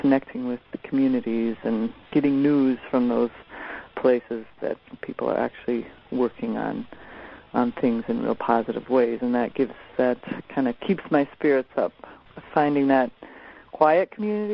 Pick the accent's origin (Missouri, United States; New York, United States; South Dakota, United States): South Dakota, United States; moved away; I grew up in South Dakota, and where my folks still are.